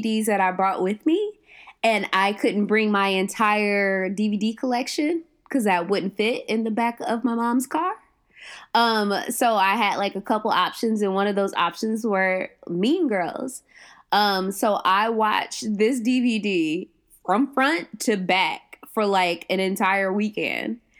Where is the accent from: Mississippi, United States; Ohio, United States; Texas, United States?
Ohio, United States; moved away as an adult; also born or lived in Southwest Georgia; I'm from Ohio